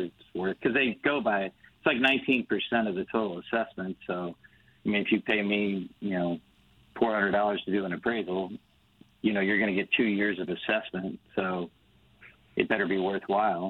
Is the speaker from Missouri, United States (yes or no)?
yes; Crestwood, Missouri, United States; now in Wildwood, United States; I grew up in Crestwood